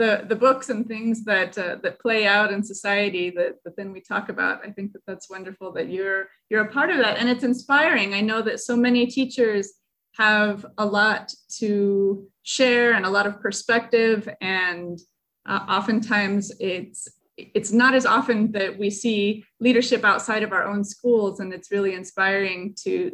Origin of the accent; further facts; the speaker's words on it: Raton, New Mexico, United States; my hometown of Raton